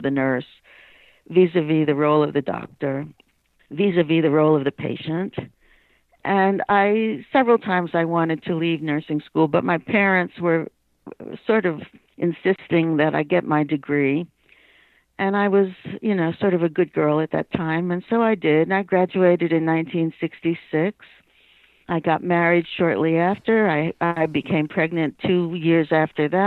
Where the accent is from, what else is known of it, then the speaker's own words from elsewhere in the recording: New York City, New York, United States; moved away; I was born, raised, and grew up and lived for 50 years in New York City. But I was raised in Queens